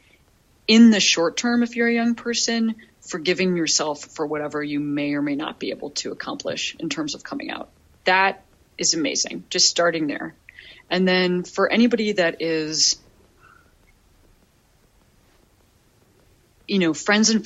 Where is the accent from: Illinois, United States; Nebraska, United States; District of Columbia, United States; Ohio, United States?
Illinois, United States; Chicago; Chicago, my hometown.